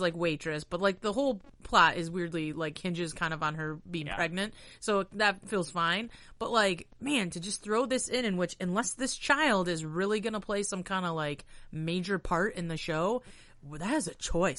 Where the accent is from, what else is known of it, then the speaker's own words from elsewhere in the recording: Scotland, United Kingdom; I'm Scottish